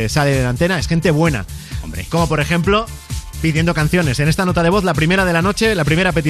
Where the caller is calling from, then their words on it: Valencia, Valencian Community, Spain; Hola, buenas noches. … de Valencia y me gustaría escuchar la canción